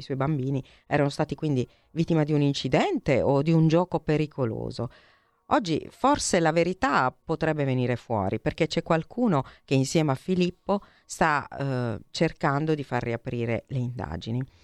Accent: Altamura, Apulia, Italy; io sono di Altamura, quindi sono vicinissima a Gravina e ho anche sì. tanti amici, compagni di classe gravinesi

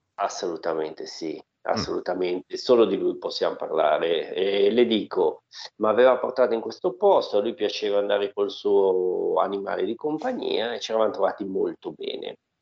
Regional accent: Milan, Lombardy, Italy; Da buon milanese

